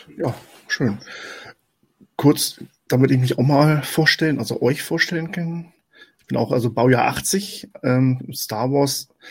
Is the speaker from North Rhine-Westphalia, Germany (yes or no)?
no; Hanover region, Lower Saxony, Germany; ich komme aus der Region Hannover, äh, zwischen, zwischen Hannover und Celle